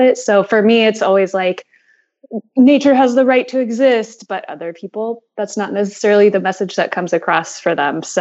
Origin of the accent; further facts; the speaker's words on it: Indiana, United States; now in Maryland, United States; I am originally from the Midwest, Indiana specifically. And so I grew up surrounded by a lot of cornfields